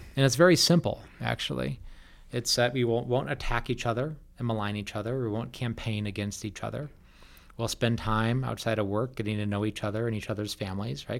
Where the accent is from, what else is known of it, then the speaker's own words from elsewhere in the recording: Wisconsin, United States; now in Colorado, United States; I grew up in Wisconsin